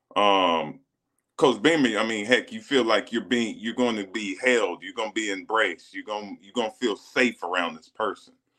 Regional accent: South Carolina, United States; moved away as an adult; when you're 16 years old, growing up in a small town in South Carolina

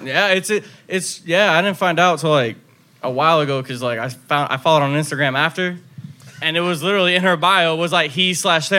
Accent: Fort Lauderdale, Florida, United States; I'm actually from Fort Lauderdale

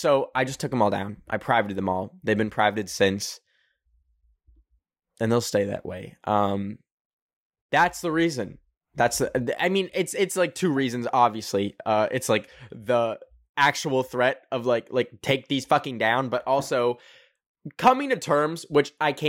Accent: Canada; I don't want to be one of y'all. I'm a Canadian, baby.

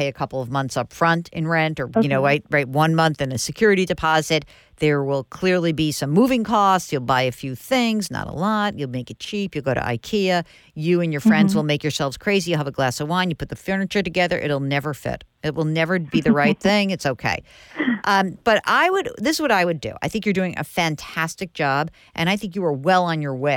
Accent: New York, United States; I'm from New York

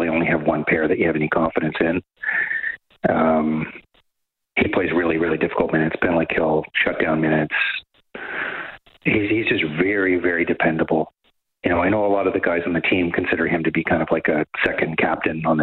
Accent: Kamloops, British Columbia, Canada; moved away as an adult; also born or lived in Ontario; now in Toronto, Canada; I'm from the interior. I'm from Kamloops

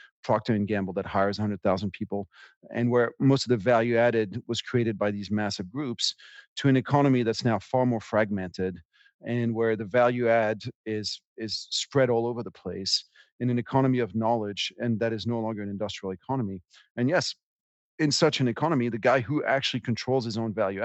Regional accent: France; moved away; I grew up in France

